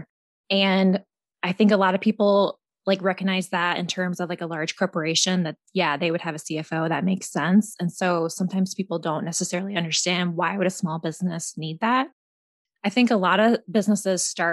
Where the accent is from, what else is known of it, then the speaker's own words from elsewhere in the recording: Williamsburg, Iowa, United States; I'm from Williamsburg, Iowa, also an Iowan just like you